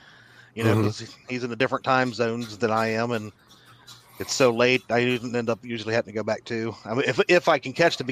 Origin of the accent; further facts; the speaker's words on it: Kentucky, United States; I'm from Kentucky, so we don't speak too well down here yonder.